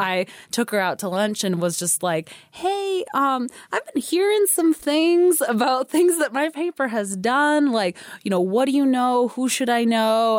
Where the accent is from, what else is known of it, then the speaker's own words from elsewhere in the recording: California, United States; moved away as an adult; also born or lived in Chicago; now in Idaho, United States; I'm not from Idaho. You know, I came here two years ago, um, from a job in Chicago, grew up in California